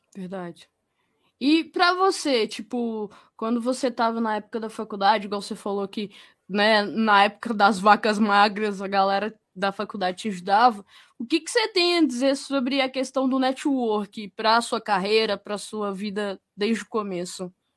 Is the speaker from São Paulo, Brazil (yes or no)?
no; Minas Gerais, Brazil; eu sou de Minas